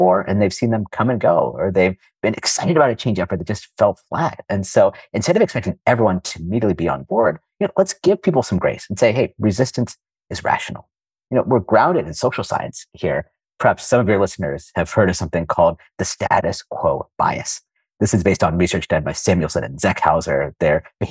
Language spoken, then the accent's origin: English; Silicon Valley Bay Area, California, United States; moved away as an adult; also born or lived in Washington, D.C.; I was born and raised in the Silicon Valley Bay Area.